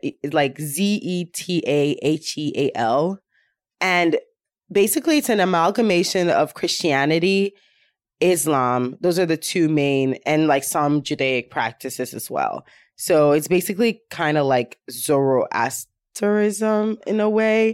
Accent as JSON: {"language": "English", "region": "Ashanti", "country": "Ghana", "tie": "born or raised there", "moved": "yes", "lives_now": "United States", "said": "I'm from Ghana"}